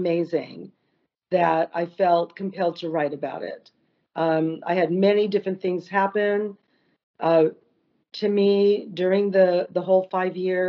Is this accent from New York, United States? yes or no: no; West Hollywood, California, United States; I was only 12, but I grew up in West Hollywood.